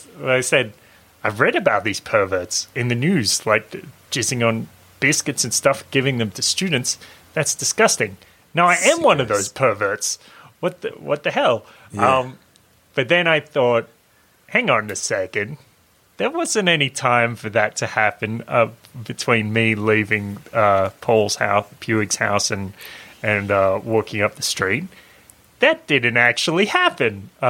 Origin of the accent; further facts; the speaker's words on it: Lorne, Victoria, Australia; I'm in my hometown. I'm in Lorne